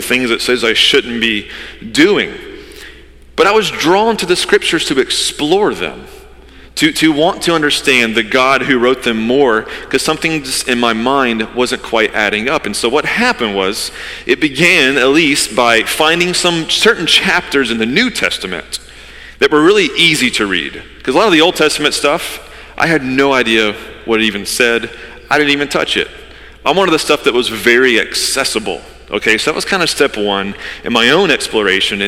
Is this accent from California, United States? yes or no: no; Georgia, United States; now in Wilmington, United States; I grew up in Georgia, the Bible Belt